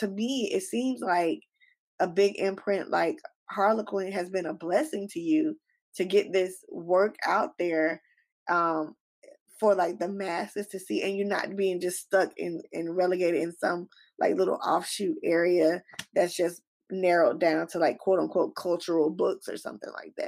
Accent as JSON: {"language": "English", "country": "United States", "said": "for example, I'm African American."}